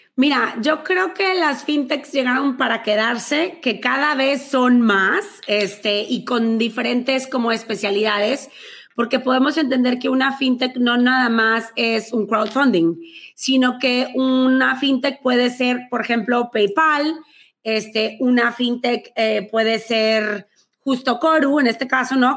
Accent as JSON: {"language": "Spanish", "town": "Monterrey", "region": "Nuevo León", "country": "Mexico", "accent": "regia", "said": "soy de Monterrey, México"}